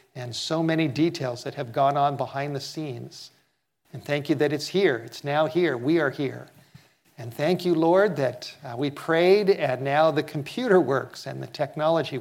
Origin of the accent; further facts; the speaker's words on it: Los Angeles, California, United States; I grew up in Southern California, and I've been in many earthquakes.